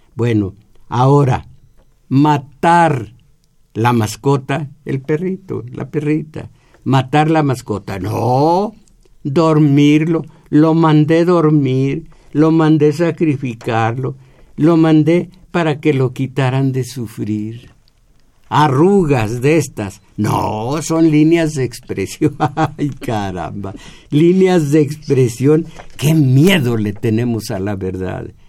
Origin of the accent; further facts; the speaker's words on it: Mexico; en nosotros como mexicanos, que mal nos aceptamos mestizos